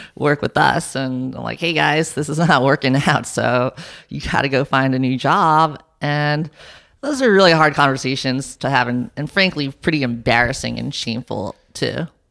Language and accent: English; New York City, New York, United States; moved away; I grew up in New York and my parents are entrepreneurs